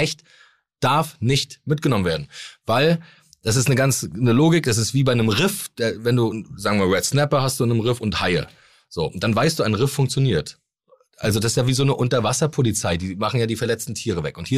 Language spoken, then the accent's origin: German; Mecklenburg-Vorpommern, Germany; haben praktisch in, bei uns in MacPom alle großen Seen von Müritz bis Plau am See, sind tausende Seen.